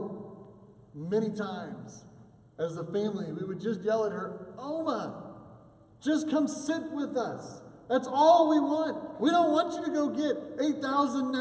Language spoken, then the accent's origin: English; Oklahoma, United States; accent: Oklahoma; my Oklahoma accent